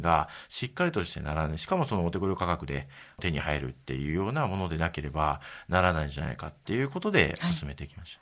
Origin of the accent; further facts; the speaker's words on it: Kyoto, Japan; moved away as an adult; also born or lived in Tokyo / Takasaki, Gunma; 京都の出身でして、ええ、18まで京都におりまして